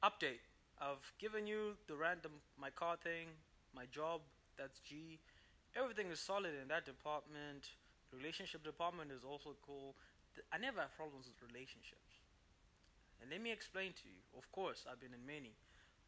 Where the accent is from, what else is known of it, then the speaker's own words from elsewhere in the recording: Zimbabwe; I'm from Zimbabwe